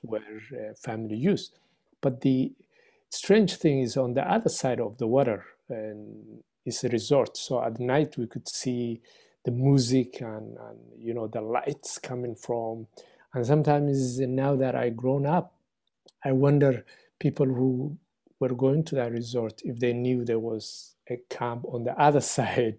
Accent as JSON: {"language": "English", "country": "Somalia", "tie": "born or raised there", "also_born_or_lived": "Egypt / Winnipeg, Canada", "moved": "yes", "lives_now": "Victoria, Canada", "said": "I'm a, originally from Somalia"}